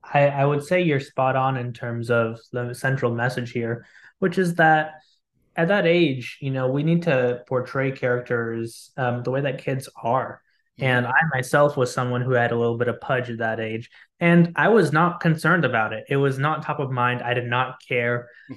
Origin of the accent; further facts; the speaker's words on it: Lebanon; first language Arabic; English is a second language; also born or lived in United States; I am a Lebanese-American. I grew up living in Lebanon for a few years, went back and forth frequently between there and here. My first language was actually Arabic.